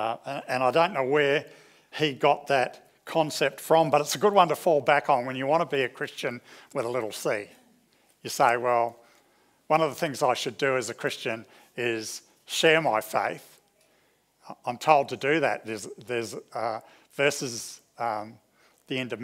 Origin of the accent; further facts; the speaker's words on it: New Zealand; now in Australia; growing up in New Zealand at our local church